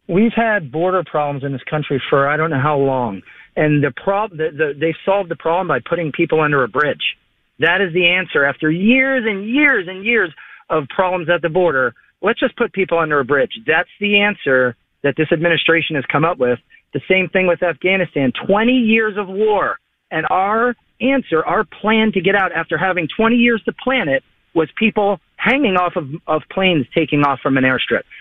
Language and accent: English; Palm City, Florida, United States; I'm from Palm City, Florida